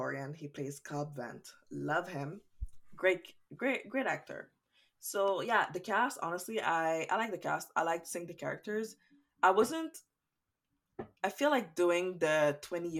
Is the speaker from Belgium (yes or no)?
no; Canada; I'm Canadian.